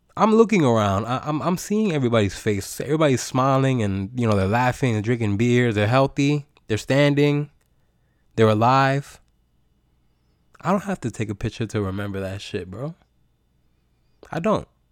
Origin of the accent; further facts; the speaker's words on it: United States; I am American in America